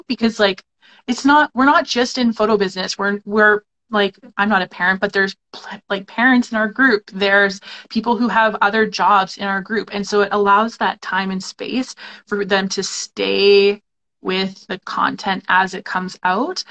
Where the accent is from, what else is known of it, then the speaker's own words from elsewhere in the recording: Canada; we're two Canadian photographers, so we know what it's like in our country